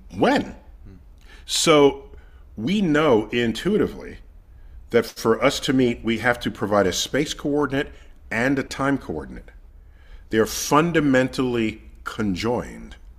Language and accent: English; New York City, New York, United States; I grew up in the Bronx, one of the five counties that comprise New York City